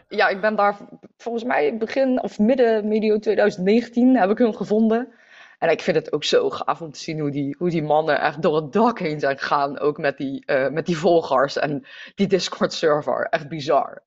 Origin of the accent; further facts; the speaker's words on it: North Brabant, Netherlands; also born or lived in The Hague; ik ben verhuisd van Den Haag naar eh, Brabant. En ehm, dat was voor mij een hele nieuwe omgeving